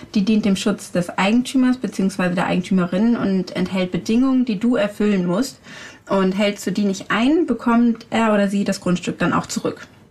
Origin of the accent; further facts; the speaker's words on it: Hamburg, Germany; Bei uns in Hamburg